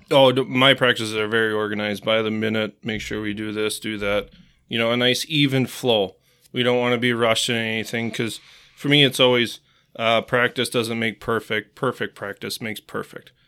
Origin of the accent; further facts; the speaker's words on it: Marshfield, Wisconsin, United States; also born or lived in Eau Claire, Wisconsin; I was born in Eau Claire, uh, moved to Marshfield when I was about four years old